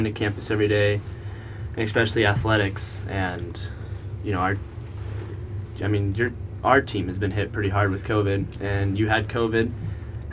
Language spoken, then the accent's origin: English; Brown County, Indiana, United States; I'm a junior, and I'm from Brown County, Indiana